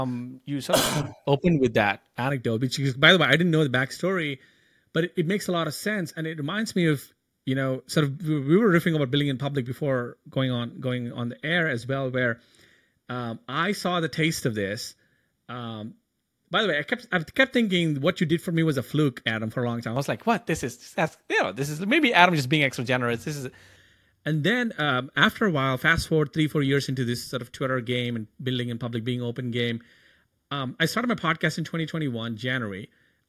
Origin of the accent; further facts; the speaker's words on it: India; English is a second language; moved away as an adult; And I'm an immigrant from India for about, I don't know, 6, 7 years.